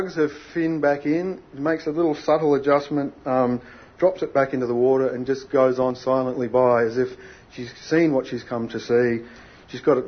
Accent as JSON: {"language": "English", "country": "Australia", "tie": "born or raised there", "said": "I grew up in Australia's last whaling town."}